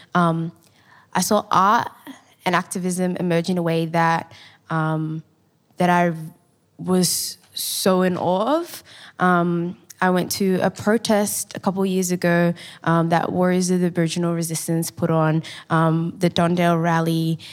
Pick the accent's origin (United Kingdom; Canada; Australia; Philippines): Australia; Melbourne, Victoria; I grew up in, um, the Carlton Housing Estate in a beautiful East African community, and I'm a proud Somali woman